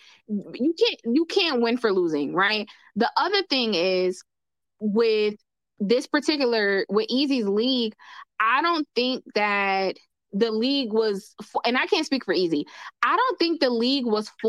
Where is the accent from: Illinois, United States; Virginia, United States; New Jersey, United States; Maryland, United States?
New Jersey, United States; Jersey, where I'm from, but I'm from North Jersey.